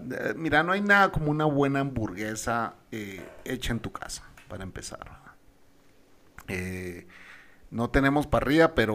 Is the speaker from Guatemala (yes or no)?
yes; Guatemala; born there; Chapina es los que nacimos en Guatemala, ¿verdad?